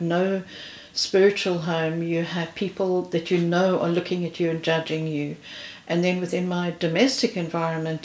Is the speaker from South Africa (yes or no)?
yes; South Africa; moved away as an adult; now in United Kingdom; I'm originally from South Africa. I've been in this country now for 5 years.